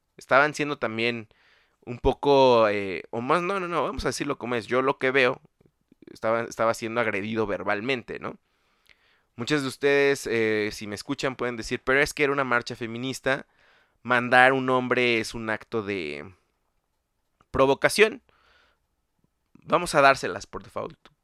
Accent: State of Mexico, Mexico; el Estado de México, eh, lugar de donde soy yo

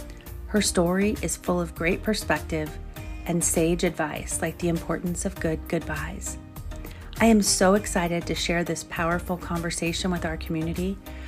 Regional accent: New York, United States; New York City. I'm from Long Island. So that's why I say the state.

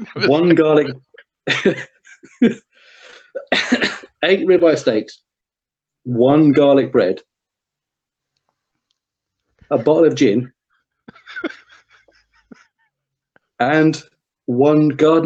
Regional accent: United Kingdom; we're very reserved, we're British

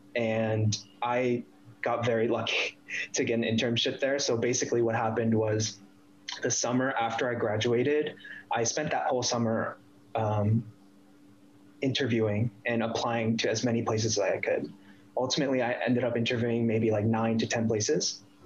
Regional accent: DC area, Northern Virginia, United States; moved away as an adult; also born or lived in San Francisco, United States; now in Toronto, Canada; I was born in Northern Virginia, DC area

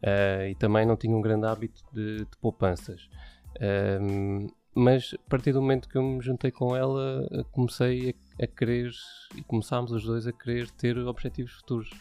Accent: Setúbal, Portugal; moved away as an adult; now in Odivelas, Portugal; sou de Setúbal, natural de Setúbal, vivi lá durante, ehm, durante vinte e cinco anos

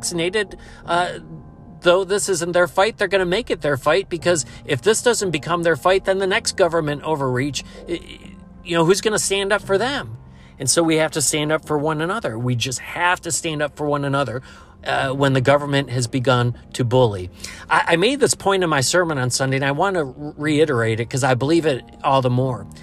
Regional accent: United States; as an American

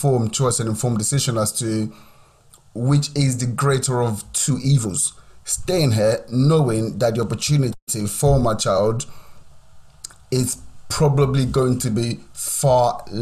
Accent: Nigeria; also born or lived in Southampton, United Kingdom / Cambridgeshire, United Kingdom; now in United Kingdom; Growing up in Nigeria was fun. Like, growing up in Nigeria was amazing.

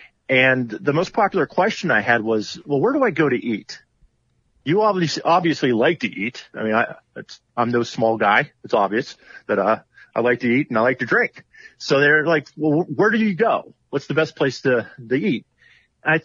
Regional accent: Pittsburgh, Pennsylvania, United States; I was from Pittsburgh

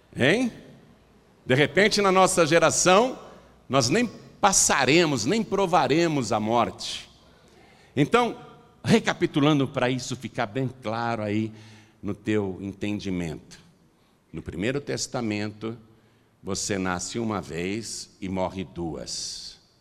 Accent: Piracicaba, São Paulo, Brazil; Eu nasci em casa, lá em Piracicaba.

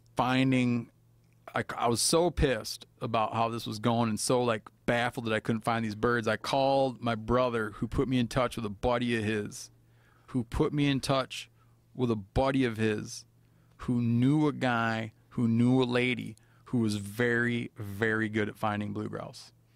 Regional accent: Michigan, United States; moved away; I was brought up in Michigan

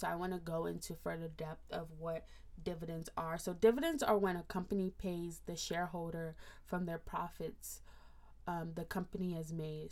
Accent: Nigeria; as an African, as a Nigerian, we don't really talk about estate planning

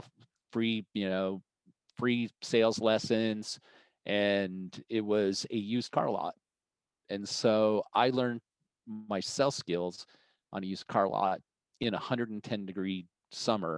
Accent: Boulder, Colorado, United States; moved away as an adult; also born or lived in Arizona; I grew up in Boulder, Colorado, and went to the University of Colorado

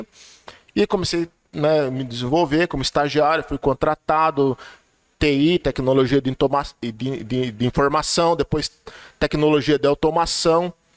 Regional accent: Cajati, São Paulo, Brazil; eu sou de Cajati, eu sou cajatiense

